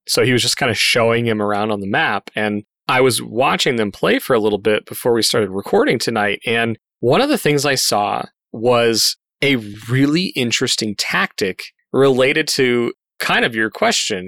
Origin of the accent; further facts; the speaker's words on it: Colorado, United States; moved away; my home state, Colorado